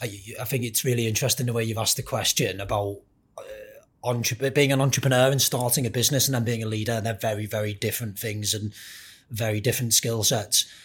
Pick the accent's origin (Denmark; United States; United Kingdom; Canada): United Kingdom; Merseyside, North West England; I grew up very much wanting to be a professional footballer, like pretty much everyone else growing up in Merseyside